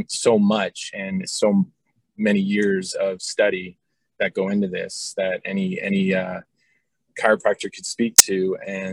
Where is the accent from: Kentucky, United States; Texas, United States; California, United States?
California, United States; Bay Area; I grew up in the Bay Area.